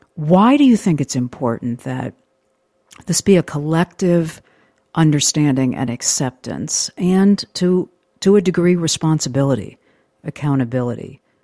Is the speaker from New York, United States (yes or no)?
yes; Western New York, United States; I grew up in Western New York